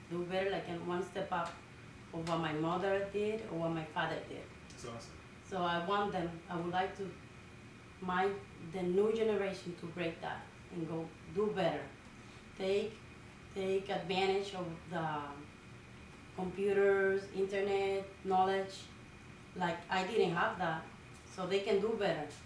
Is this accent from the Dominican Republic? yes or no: yes; Dominican Republic; now in Lynn, United States; I was born in the Dominican Republic. Mm -hmm. uh, I was raised in a small little village. They they grow rice, so everybody was really humble. It's like from the countryside of the Dominican Republic